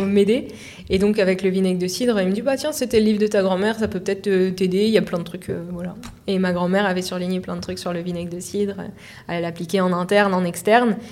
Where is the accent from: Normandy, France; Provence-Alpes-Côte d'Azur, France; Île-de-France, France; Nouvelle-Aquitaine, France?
Normandy, France; je suis de Normandie